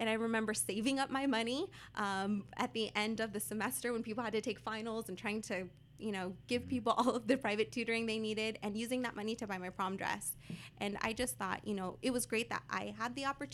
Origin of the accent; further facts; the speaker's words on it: Whittier, California, United States; I grew up here in Whittier